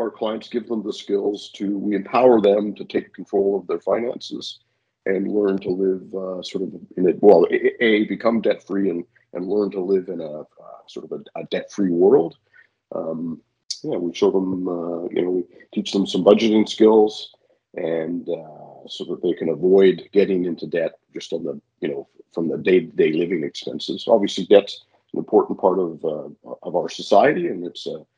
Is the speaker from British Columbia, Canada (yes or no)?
yes; Victoria, British Columbia, Canada; moved away as an adult; now in Vancouver, Canada; I grew up in Victoria